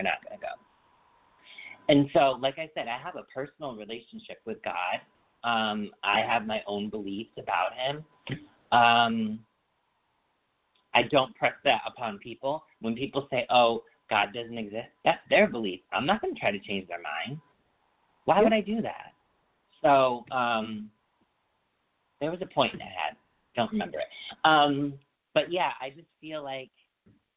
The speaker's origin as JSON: {"language": "English", "town": "Feeding Hills", "region": "Massachusetts", "country": "United States", "tie": "born or raised there", "also_born_or_lived": "Springfield, Massachusetts", "said": "we moved from Springfield, Mass., which is in Western Mass., to Feeding Hills, Mass., which is still Western Mass., but like 20-minute car ride away"}